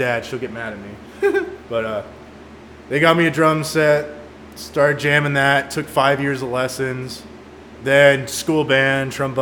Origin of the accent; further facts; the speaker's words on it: California, United States; moved away; I'm from California